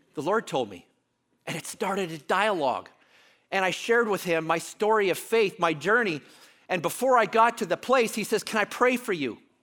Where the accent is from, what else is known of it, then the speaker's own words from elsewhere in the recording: Canada; I'm Canadian.